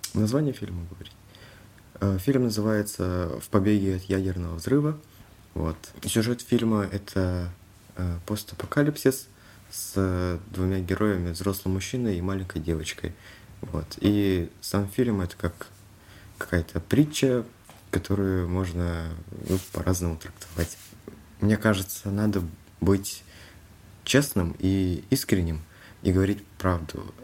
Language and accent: Russian; Kalmykia, Russia; Я из Республики Калмыкия